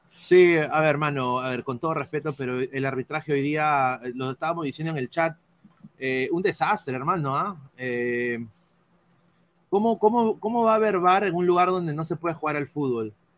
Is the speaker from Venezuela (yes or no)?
no; Peru; somos cholos, todos somos de esta misma raza, somos peruanos, somos blanquirrojos